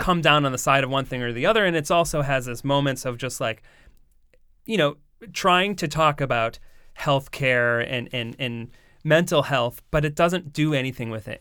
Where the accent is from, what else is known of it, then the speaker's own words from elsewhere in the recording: Coventry, Rhode Island, United States; grew up in, uh, mostly Coventry.